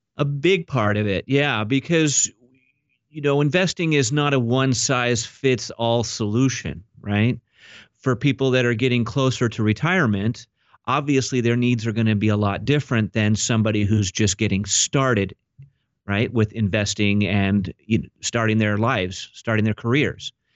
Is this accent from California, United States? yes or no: yes; Orange County, California, United States; I was actually born and raised here in Orange County, California.